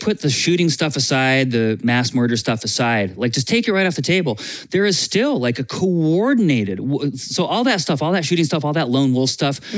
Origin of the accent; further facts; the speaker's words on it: United States; As an American